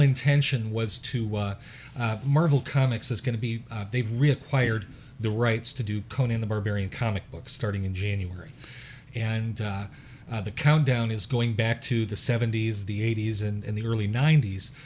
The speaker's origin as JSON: {"language": "English", "town": "Chicago", "region": "Illinois", "country": "United States", "said": "I'm from the Chicago area"}